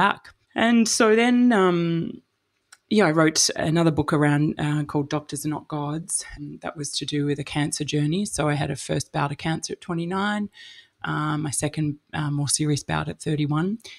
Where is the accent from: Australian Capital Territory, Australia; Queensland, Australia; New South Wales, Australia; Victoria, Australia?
Victoria, Australia; Melbourne; moved away; also born or lived in Sydney / London / Texas / Alice Springs; I'm from Melbourne originally